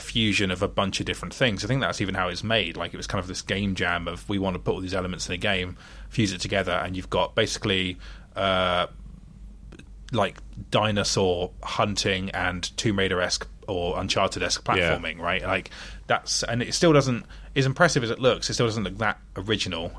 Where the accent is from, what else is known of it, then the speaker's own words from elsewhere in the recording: United Kingdom; I'm British